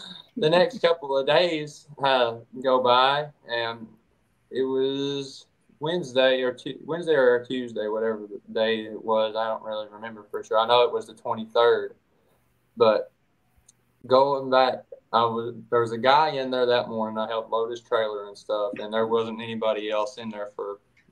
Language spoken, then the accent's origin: English; East Tennessee, United States; I'm from East Tennessee, born and raised.